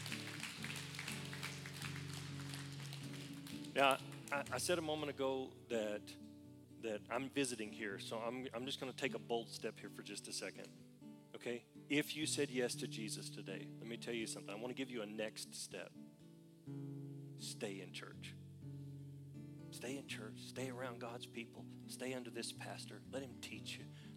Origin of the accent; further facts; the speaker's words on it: Oklahoma, United States; I was from Oklahoma